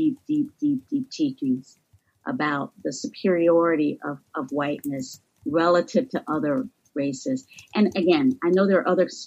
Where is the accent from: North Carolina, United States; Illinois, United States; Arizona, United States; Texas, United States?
North Carolina, United States; accent: southern; moved away; the area where I was born and raised in North Carolina